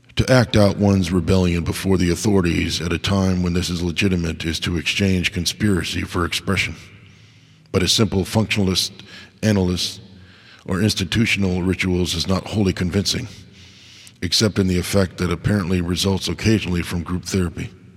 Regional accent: United States; as an American

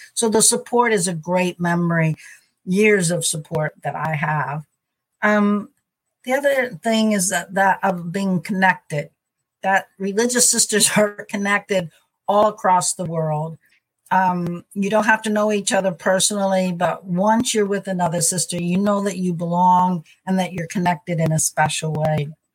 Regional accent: Missouri, United States; I'm from Missouri, and I'm uh, in Missouri right now in St. Louis, and that's where I've mostly spent my life and my mission

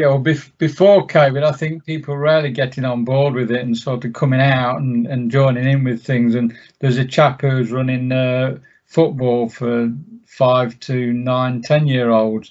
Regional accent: Sawley, East Midlands, United Kingdom; I was born in Sawley, and I've lived in Erewash all my life, so I know the area really well

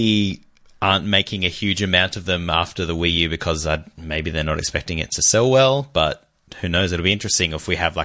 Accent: Australia; We're from Australia

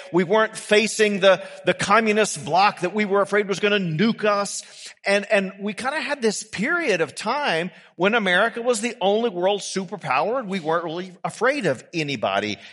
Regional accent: United States; we can be forgiven as American Christians

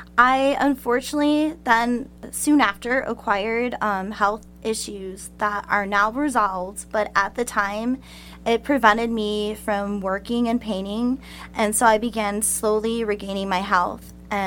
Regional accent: Palos Park, Illinois, United States; I'm originally from the Chicagoland suburbs.

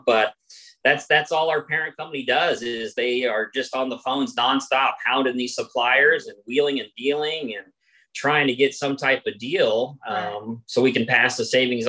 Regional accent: Kansas City, Kansas, United States; moved away as an adult; also born or lived in Phuket, Thailand; now in Santa Barbara, United States; I'm originally from Kansas City, Kansas. So we moved out to California

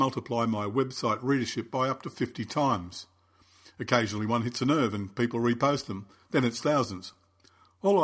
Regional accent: Sydney, New South Wales, Australia; my hometown, Sydney

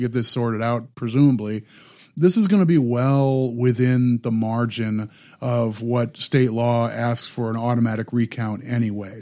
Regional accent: Midwest, United States; I grew up in the Midwest, and, and there were lots of union workers at the, you know, the auto, um, the auto plants in the area where I grew up

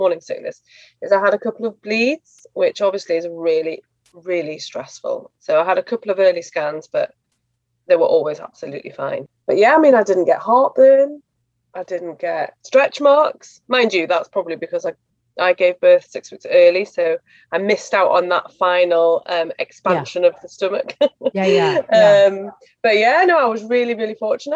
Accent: the north of England, United Kingdom; I'm from Northern England on the border with Scotland.

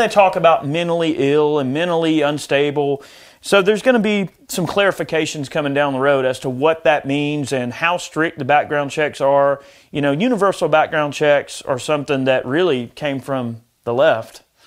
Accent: United States; as an American

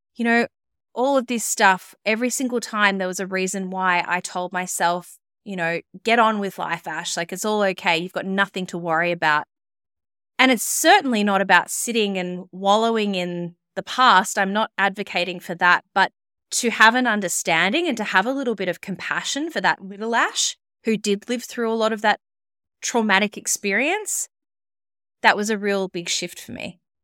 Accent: Melbourne, Victoria, Australia; moved away as an adult; also born or lived in Sydney; I moved back to my hometown of Melbourne.

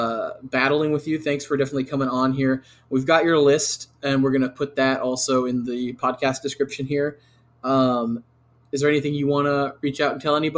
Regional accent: San Antonio, Texas, United States; I'm from San Antonio.

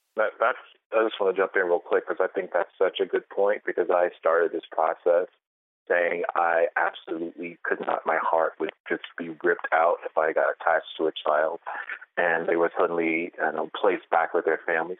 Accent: the South, United States; I'm from the South, born and raised

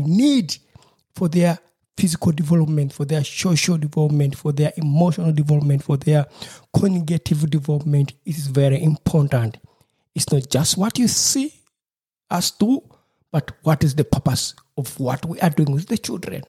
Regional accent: Uganda; moved away; from my home country in Uganda

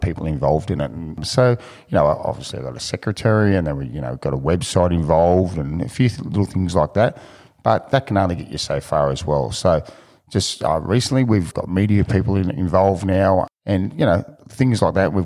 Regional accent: Picton, New South Wales, Australia; now in Sydney, Australia; I grew up out of Picton, country boy, not 100% country.

